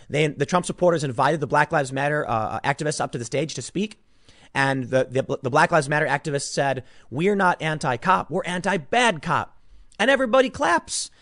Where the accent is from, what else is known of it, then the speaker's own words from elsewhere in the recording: Chicago, Illinois, United States; I grew up in Chicago.